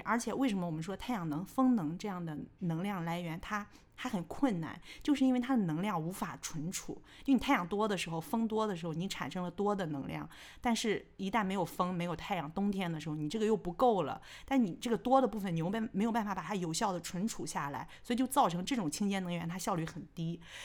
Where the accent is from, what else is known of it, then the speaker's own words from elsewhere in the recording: China; 我们中国人